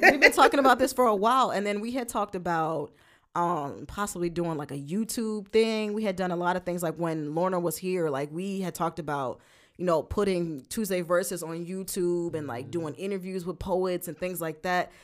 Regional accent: Brooklyn, New York, United States; moved away; we're both from Brooklyn

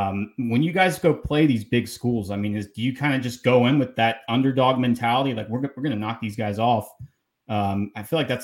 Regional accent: Atlanta, Georgia, United States; I'm from Atlanta, man.

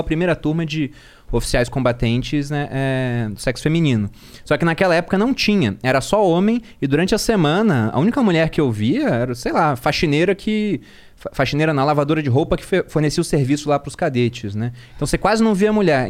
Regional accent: Rio de Janeiro, Brazil; Eu era do Rio

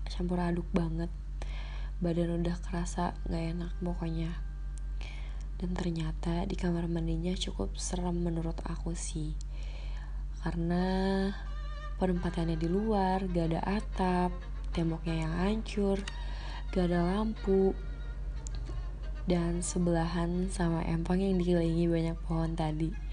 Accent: Karawang, West Java, Indonesia; Aku asli dari Karawang, Jawa Barat.

